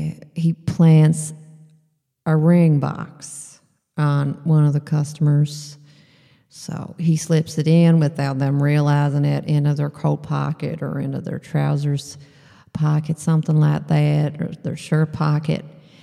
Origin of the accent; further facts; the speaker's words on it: Texas, United States; even though I'm from Texas and you would never think that somebody from Texas would have this problem, I actually have a vitamin D problem.